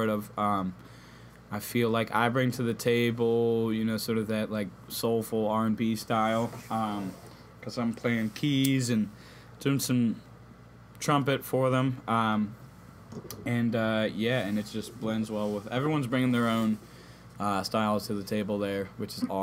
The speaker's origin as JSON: {"language": "English", "town": "Charlottesville", "region": "Virginia", "country": "United States", "tie": "born or raised there", "said": "growing up in Charlottesville"}